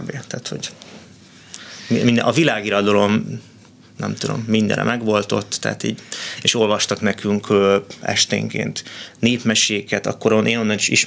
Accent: Budapest, Hungary; born there; tehát hogy ott Budapesten születtem, és úgy mentünk le, ez volt a kivonulás

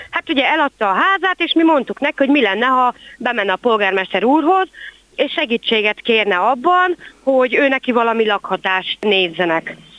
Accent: Kübekháza, Csongrád-Csanád, Hungary; itt nőttem föl én is Kübegházán

